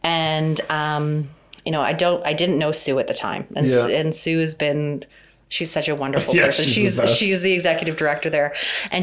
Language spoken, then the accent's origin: English; Hamilton, Ontario, Canada; also born or lived in Vancouver; I grew up in Hamilton. My dad grew up in Hamilton